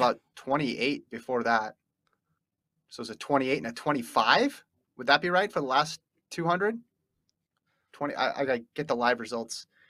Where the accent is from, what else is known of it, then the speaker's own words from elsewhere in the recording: United States; I grew up in the United States where the leaves were changing colors